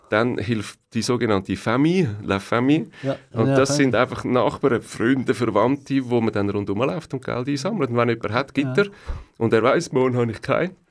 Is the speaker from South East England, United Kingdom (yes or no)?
no; Leeds, Yorkshire and the Humber, United Kingdom; born there; German is a second language; also born or lived in Belgium; Geboren in Leeds, das ist ähm, Nordengland, in dem Kohlegürtel und Stahlgürtel. Oben, oh, äh. oben Eigentlich oben in der Mitte von, von England. Und ähm, aufgewachsen dann äh, im ersten halben Jahr an verschiedenen Orten. Wir sind dann in Belgien, gewesen